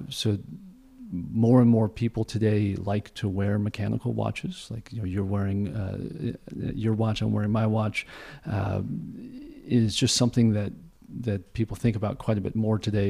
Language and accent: English; Aptos, California, United States; moved away; I grew up in San, San, in the San Francisco Bay Area